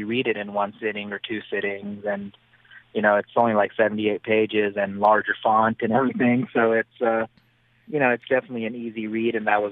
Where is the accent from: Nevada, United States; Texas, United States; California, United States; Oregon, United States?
Nevada, United States; Reno; in my hometown of Reno, Nevada